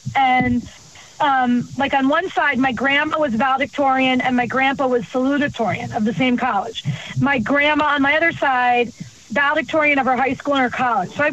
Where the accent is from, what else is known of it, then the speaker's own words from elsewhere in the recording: Clearwater, Florida, United States; also born or lived in South Africa; I went home to Tampa, Florida. I'm from Clearwater.